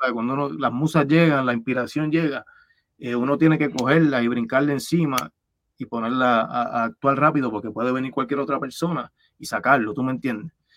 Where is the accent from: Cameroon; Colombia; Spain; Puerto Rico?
Puerto Rico; Levittown; de Levitown, de donde yo soy